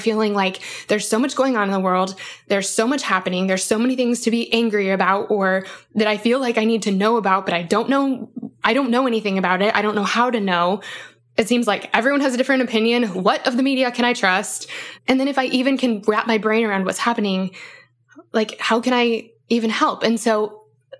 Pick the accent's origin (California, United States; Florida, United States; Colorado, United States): Colorado, United States; Aurora; I'm technically from Aurora, Colorado